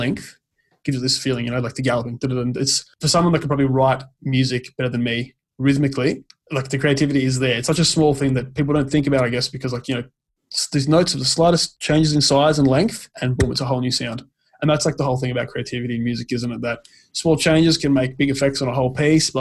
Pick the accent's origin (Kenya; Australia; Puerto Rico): Australia; we're Australian